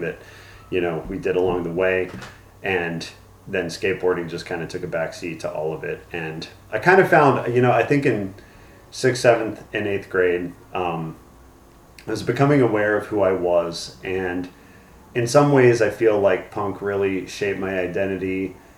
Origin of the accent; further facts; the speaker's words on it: Newtown Square, Pennsylvania, United States; also born or lived in Arizona; I was born in Arizona, grew up in Newtown Square in uh, Pennsylvania, which is a suburb about 30 minutes outside of Philadelphia